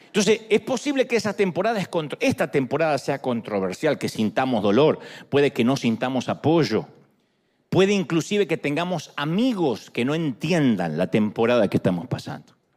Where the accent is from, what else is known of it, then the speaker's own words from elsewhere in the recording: Argentina; moved away; soy un, argentino encantador